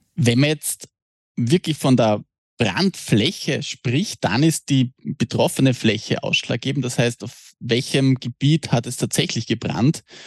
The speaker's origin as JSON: {"language": "German", "country": "Austria", "said": "bei uns in Österreich"}